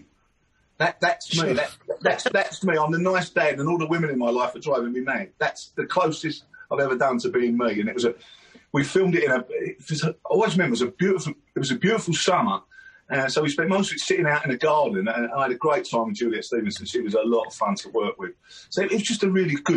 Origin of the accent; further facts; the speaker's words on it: London, United Kingdom; I'm from South London, so I grew up in a place called Downing, which is near Catford